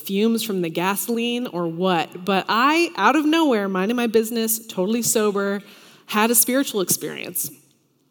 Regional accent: Tennessee, United States; moved away; I'm from Tennessee originally

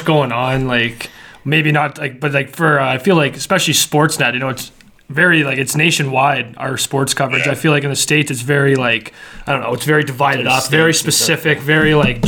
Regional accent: Calgary, Alberta, Canada; moved away; also born or lived in Lethbridge / Miramichi; I'm from, like, right in Calgary, like, northwest Calgary

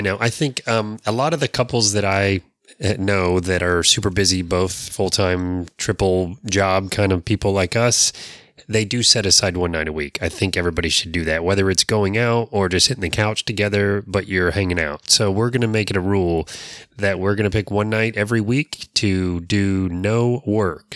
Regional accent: Florida, United States; those of us that were born and raised here

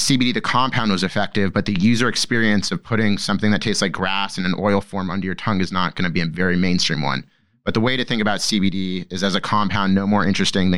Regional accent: Laguna Beach, California, United States; moved away as an adult; also born or lived in Boston; So I grew up in Southern California, an hour south from LA, in a little surf town called Laguna Beach

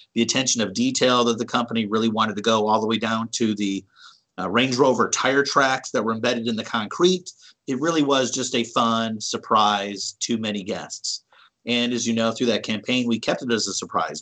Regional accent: Cleveland, Ohio, United States; Growing up in Cleveland

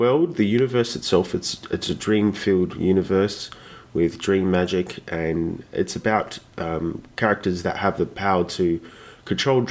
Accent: Australia; I'm from Australia, the land of the koala and kangaroo

